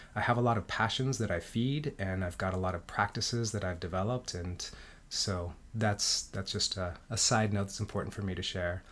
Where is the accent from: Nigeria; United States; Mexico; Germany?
Mexico; Mexico City; I was born in Mexico City. My dad is Mexican. My mom is American.